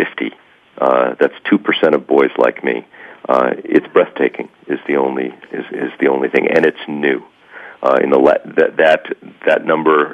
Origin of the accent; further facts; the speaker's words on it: New Jersey, United States; I grew up in New Jersey. I'm a white Caucasian male born in New Jersey